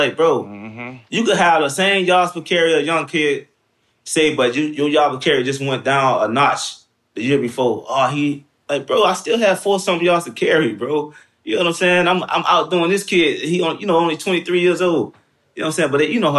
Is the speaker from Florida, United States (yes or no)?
yes; Miami, Florida, United States; And I'm from Miami, so he played the same position.